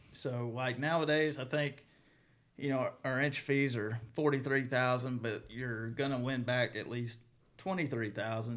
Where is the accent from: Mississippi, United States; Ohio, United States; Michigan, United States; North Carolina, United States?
Mississippi, United States; even though I'm from Mississippi, I live right there on the line